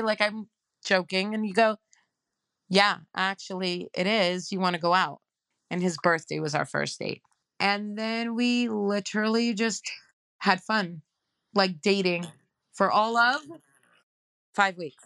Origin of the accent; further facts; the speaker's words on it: New York City, New York, United States; also born or lived in Queens; I was born and raised in Crown Heights.